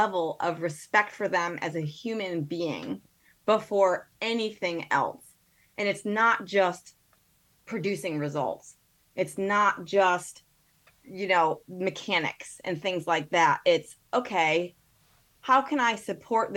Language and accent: English; Connecticut, United States; moved away as an adult; also born or lived in Evanston, Illinois; I'm from Connecticut